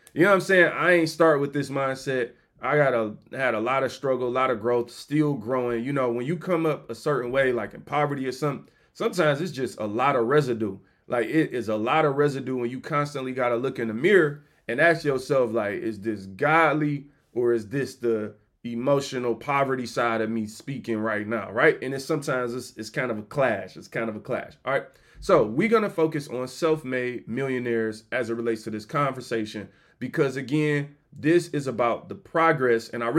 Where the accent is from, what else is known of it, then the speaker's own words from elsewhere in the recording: Detroit, Michigan, United States; You know, I'm from Detroit, dog. Like, I started here.